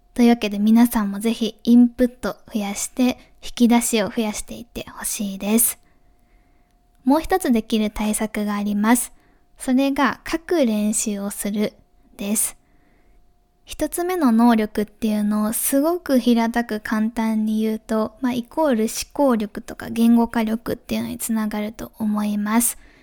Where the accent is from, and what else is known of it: Japan; moved away; also born or lived in Germany